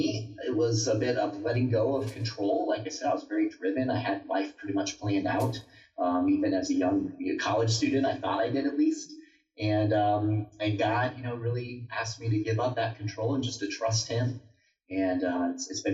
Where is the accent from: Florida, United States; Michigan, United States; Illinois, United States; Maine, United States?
Florida, United States; Naples; now in Colorado Springs, United States; So I'm from Naples, Florida. That's where I grew up